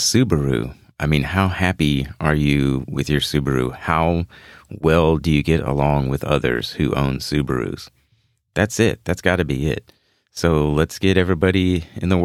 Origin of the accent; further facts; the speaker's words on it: Houston, Texas, United States; my hometown of Houston, Texas